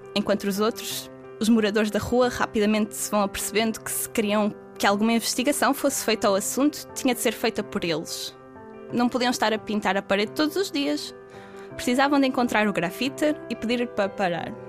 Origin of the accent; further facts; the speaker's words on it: Penafiel, Norte, Portugal; moved away as an adult; now in Porto, Portugal; Eu sou de Penafiel, mas já vivo no Porto há alguns anos